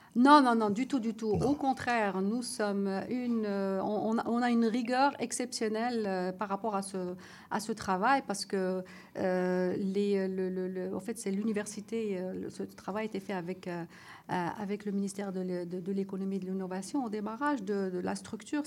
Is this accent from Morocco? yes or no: yes; Morocco; moved away; je suis marocaine